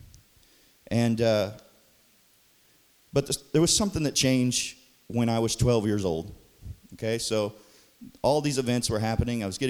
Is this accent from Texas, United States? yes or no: no; Dudley, Missouri, United States; I was born in Dudley, Missouri. Yep. Holding it down for Dudley